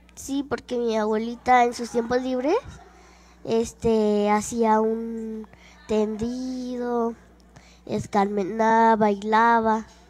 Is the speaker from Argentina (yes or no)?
no; Tlaquilpa, Veracruz, Mexico; now in Mexico City, Mexico; vivo acá en la Ciudad de México, pero nací en Tlaquilpa, Veracruz.